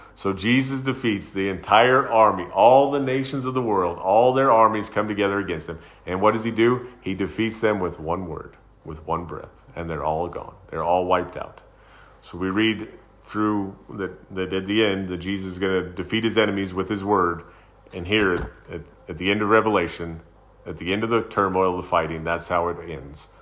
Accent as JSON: {"language": "English", "country": "United States", "said": "I'm a Christian. I'm an American."}